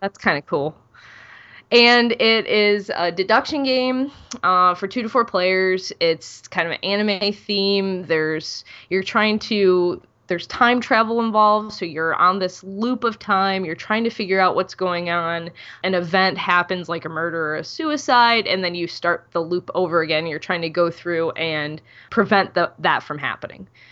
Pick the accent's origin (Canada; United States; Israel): United States; Ohio; I'm from Ohio